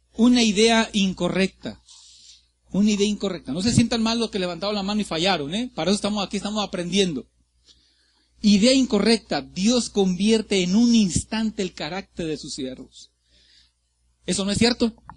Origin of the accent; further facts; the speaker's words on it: Ciudad Madero, Tamaulipas, Mexico; moved away; Yo soy de Ciudad Madero, Tamaulipas